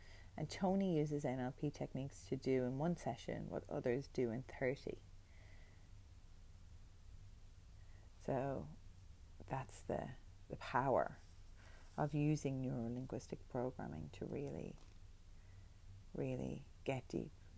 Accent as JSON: {"language": "English", "country": "Ireland", "also_born_or_lived": "New York", "moved": "as an adult", "lives_now": "Australia", "said": "being Irish, you know, you're one of many, many, many Irish people who live in New York and work in bars"}